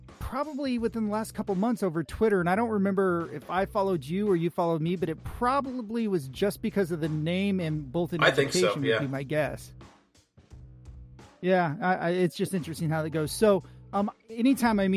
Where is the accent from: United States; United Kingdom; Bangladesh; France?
United States; Southern Illinois; now in Northern California, United States; We're out in Northern California, even though we grew up in Southern Illinois